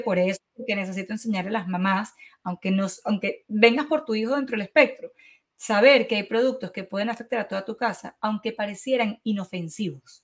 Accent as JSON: {"language": "Spanish", "country": "Venezuela", "moved": "yes", "said": "como buena venezolana"}